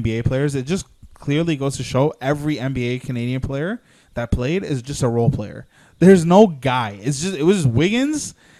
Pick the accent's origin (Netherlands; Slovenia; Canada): Slovenia; English is a second language; My home country, Slovenia, we qualified. So I was very happy about that. I celebrated yesterday with my Slovenian brothers.